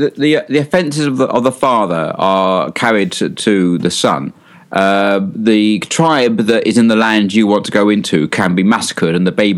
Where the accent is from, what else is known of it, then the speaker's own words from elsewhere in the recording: London, United Kingdom; also born or lived in North of England; I'm from London. I spent most of my life in the north of England. And you'd say you can't get the Cockney out of the Londoner.